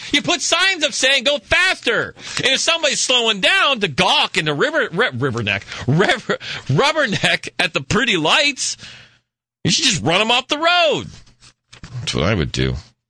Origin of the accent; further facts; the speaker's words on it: Scottsdale, Arizona, United States; I'm from Scottsdale.